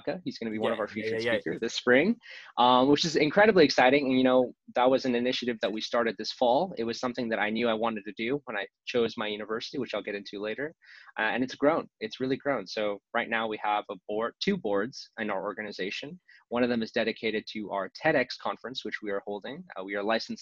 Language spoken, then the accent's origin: English; Southern California, United States; I am from Southern California, born and raised